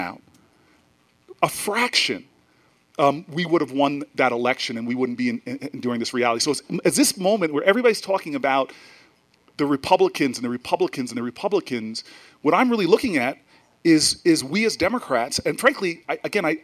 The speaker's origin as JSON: {"language": "English", "region": "New Jersey", "country": "United States", "said": "I'm from Jersey, where we keep it real."}